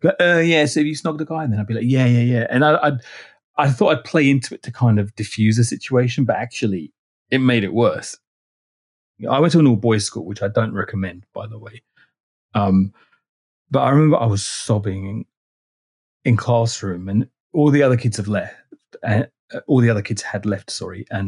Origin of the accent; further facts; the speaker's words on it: London, United Kingdom; also born or lived in Rochester; I was born in North London, which is a bit of a cliche if you're Greek Cypriot